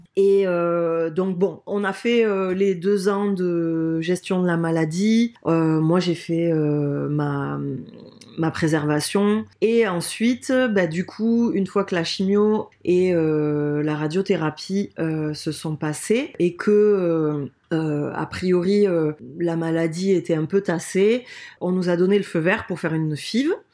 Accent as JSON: {"language": "French", "town": "Toulouse", "region": "Occitania", "country": "France", "tie": "born or raised there", "accent": "accent chantant du Sud", "moved": "as an adult", "lives_now": "Bayonne, France", "said": "Moi, je suis originaire de Toulouse euh, ben, depuis toujours."}